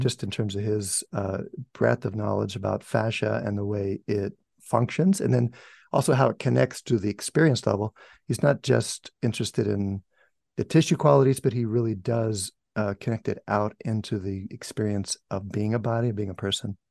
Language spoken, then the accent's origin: English; United States; I said, America